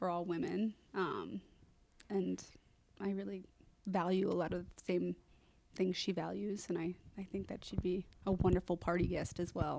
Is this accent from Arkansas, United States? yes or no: no; Easton, Connecticut, United States; I grew up in Easton, Connecticut. Yep. I went to the Easton Public Schools for most of my life